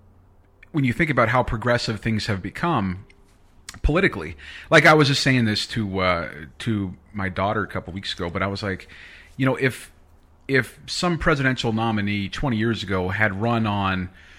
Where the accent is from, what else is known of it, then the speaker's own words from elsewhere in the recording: California, United States; also born or lived in Texas; now in Alberta, Canada; I come from, originally I'm from California, but I mean, the last 5 years where I was in Texas